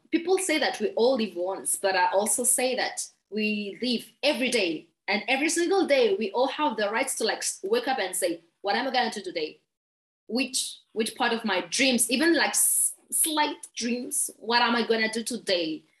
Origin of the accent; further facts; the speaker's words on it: Madagascar; English is a second language; I'm from Madagascar